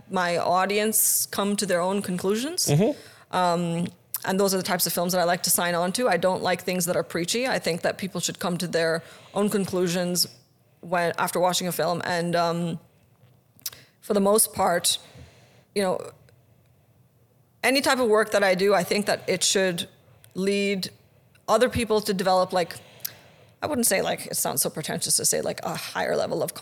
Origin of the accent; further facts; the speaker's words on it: Pakistan; I have been through so much physical and even like sexual violence growing up in Pakistan